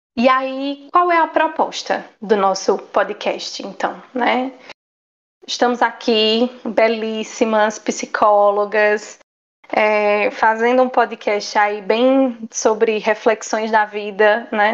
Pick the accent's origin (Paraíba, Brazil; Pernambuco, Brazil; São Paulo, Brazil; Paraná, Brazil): Paraíba, Brazil; Campina Grande; nós somos, né, de Campina Grande, Paraíba. Somos campinenses, paraibanas, nordestinas, brasileiras